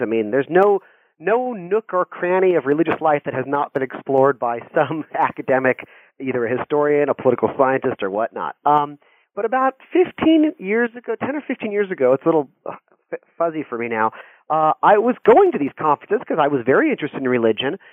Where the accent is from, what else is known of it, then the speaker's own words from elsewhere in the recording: Santa Monica, California, United States; I grew up near Santa Monica, California, in the 70s and 80s